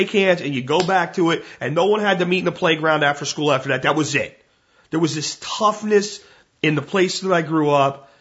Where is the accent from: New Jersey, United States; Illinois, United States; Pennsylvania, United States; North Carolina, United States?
Pennsylvania, United States; Pottsville; I am from Pottsville. And while Pottsville is in eastern Pennsylvania